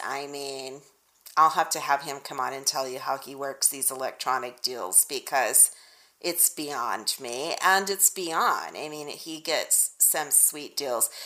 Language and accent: English; Texas, United States; I'm from Texas, y'all, so that's like deep winter where I'm from.